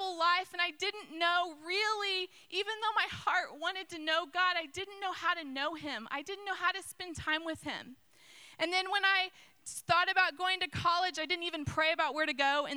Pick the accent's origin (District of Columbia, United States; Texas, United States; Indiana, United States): Indiana, United States; Zionsville; I grew up in Zionsville